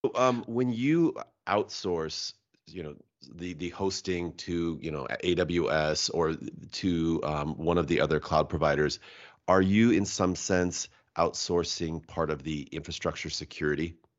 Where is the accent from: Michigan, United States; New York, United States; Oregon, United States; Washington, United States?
Washington, United States; also born or lived in Japan; I'm from Washington State